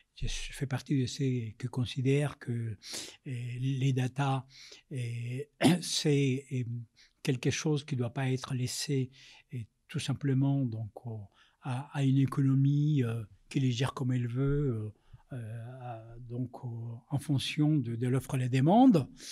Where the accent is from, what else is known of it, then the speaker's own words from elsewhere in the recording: Colombia; French is a second language; moved away as an adult; now in Paris, France; Je suis né en Amérique latine, je suis né en Colombie, je suis arrivé en France, j'avais vingt ans, réfugié politique